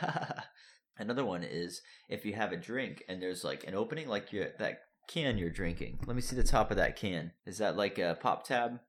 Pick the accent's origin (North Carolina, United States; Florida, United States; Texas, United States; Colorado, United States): Florida, United States; moved away; I'm from Florida.